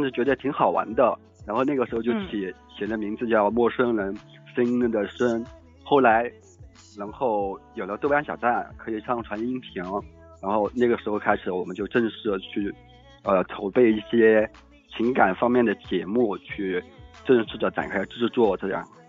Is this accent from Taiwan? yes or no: no; Yangzhou, Jiangsu, China; 我江苏扬州的